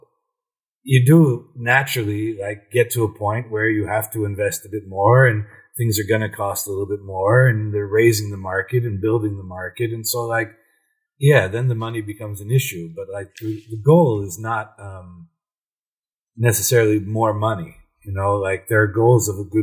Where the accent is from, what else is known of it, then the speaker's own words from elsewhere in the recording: Cleveland, Ohio, United States; now in Brussels, Belgium; I'm from Cleveland, yeah. Ohio